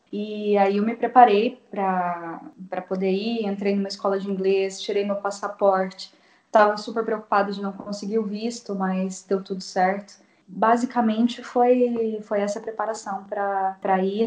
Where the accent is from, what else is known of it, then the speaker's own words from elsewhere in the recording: Assis, São Paulo, Brazil; E sou de Assis, interior de São Paulo